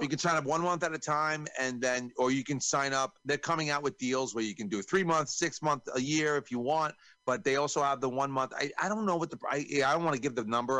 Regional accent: New York, United States; I'm from New York

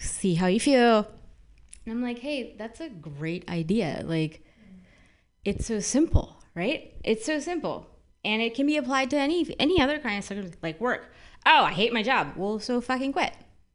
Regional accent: San Francisco, California, United States; moved away as an adult; I'm born and bred in San Francisco.

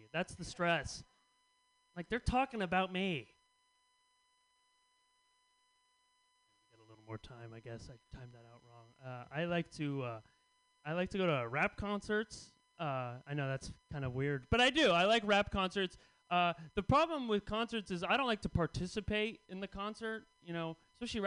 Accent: Bay Area, California, United States; I grew up in the Bay Area

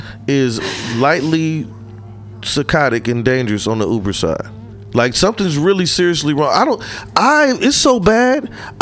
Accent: Midwest, United States; now in San Francisco, United States; Like, I'm came from the Midwest, they were this way, and I'm here now.

